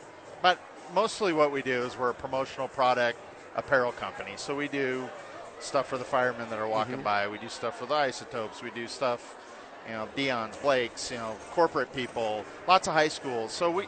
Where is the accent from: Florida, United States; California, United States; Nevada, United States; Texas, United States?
California, United States; Orange County; moved away as an adult; now in Albuquerque, United States; I grew up in Orange County, and like, it seems small to me still.